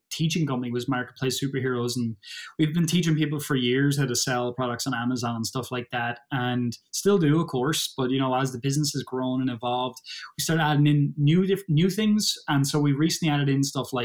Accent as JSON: {"language": "English", "country": "Ireland", "said": "I'm from Ireland. I ain't no Brit."}